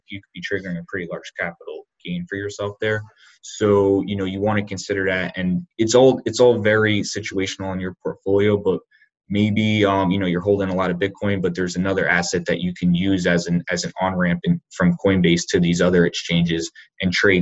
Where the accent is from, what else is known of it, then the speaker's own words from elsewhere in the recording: Northeast, United States; now in Charlotte, United States; I'm originally from the Northeast